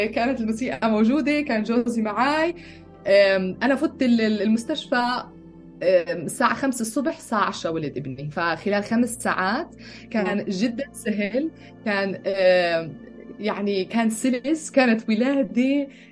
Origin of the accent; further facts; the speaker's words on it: Bethlehem, West Bank, Palestine; moved away as an adult; also born or lived in Jerusalem / United States; now in Austria; ولدت بالقدس فلسطينية تربيت ببيت لحم